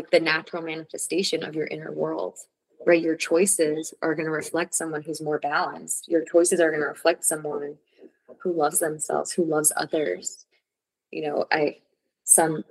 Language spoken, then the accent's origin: English; New York City, New York, United States; moved away as an adult; also born or lived in Costa Rica / Mexico; I grew up in New York City